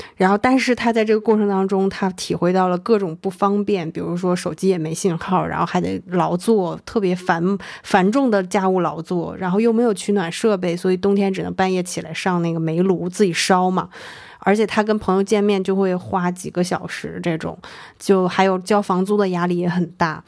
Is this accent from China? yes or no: yes; Northeast China, China; moved away; 老家，比如东北那种熟人社会里面